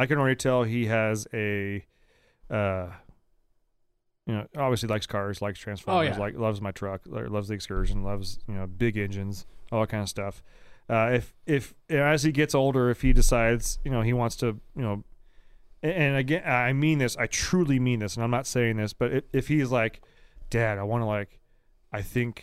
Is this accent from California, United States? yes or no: yes; Alameda, California, United States; growing up in the Bay Area, blue ass, you know, Alameda, California, Alameda County